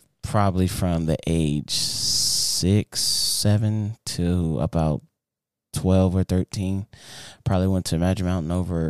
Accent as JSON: {"language": "English", "region": "North Carolina", "country": "United States", "said": "I'm from North Carolina, you know what I'm saying?"}